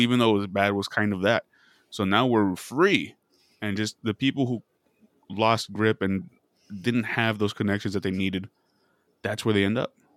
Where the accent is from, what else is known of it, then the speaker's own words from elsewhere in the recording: Casa Grande, Arizona, United States; moved away; this was in my hometown. This was a small town